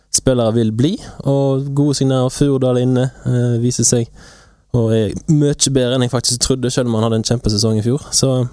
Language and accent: Norwegian; Bømlo, Vestland, Norway; moved away; Jeg har vært hjemme på Bømlo